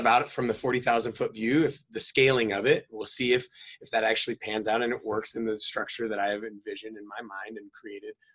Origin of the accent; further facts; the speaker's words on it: North Idaho, United States; moved away as an adult; also born or lived in San Diego; I was a hillbilly, you know, like born and raised in North Idaho, rural